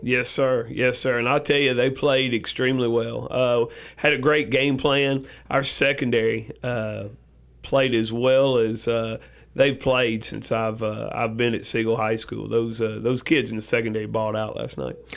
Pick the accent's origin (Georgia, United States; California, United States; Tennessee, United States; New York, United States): Tennessee, United States; West; moved away as an adult; also born or lived in Cleveland, Tennessee; now in Rutherford County, Tennessee, United States; I grew up in West Tennessee, played football over there.